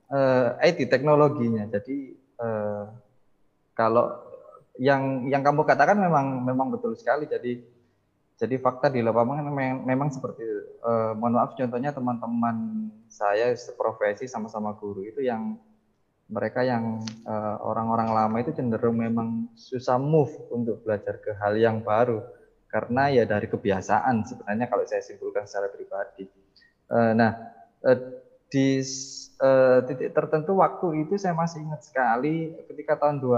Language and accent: Indonesian; Mojokerto, East Java, Indonesia; karena pengetahuan saya ketika SMA sampai kuliah di Mojokerto musiknya mungkin juga masih seputar band